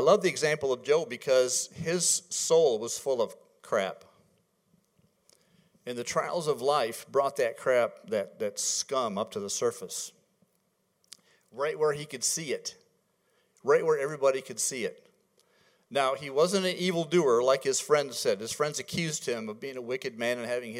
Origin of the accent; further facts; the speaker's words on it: Michigan, United States; moved away; I'm from Michigan